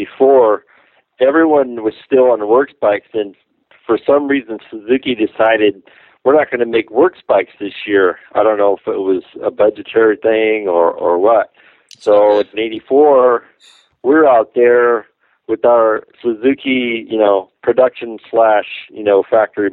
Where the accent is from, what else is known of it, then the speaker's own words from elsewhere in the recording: SoCal, California, United States; I grew up out here in SoCal.